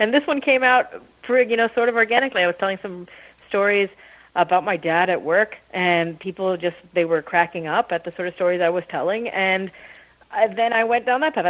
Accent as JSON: {"language": "English", "town": "Rancho Cucamonga", "region": "California", "country": "United States", "tie": "born or raised there", "also_born_or_lived": "Canada", "said": "I was born in Canada, but then I moved when I was little to Rancho Cucamonga, California, which is about an hour east"}